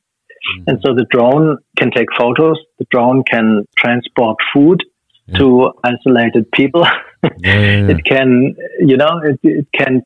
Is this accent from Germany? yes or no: yes; Germany; now in Sydney, Australia; it's a thing that I grew up with in Germany